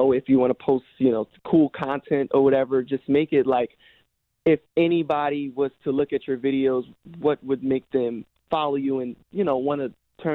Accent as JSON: {"language": "English", "region": "New Jersey", "country": "United States", "said": "I'm from Jersey"}